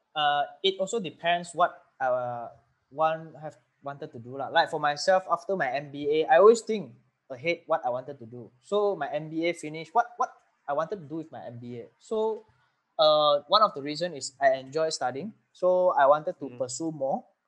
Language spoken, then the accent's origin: English; Penang, Malaysia; I'm from Penang.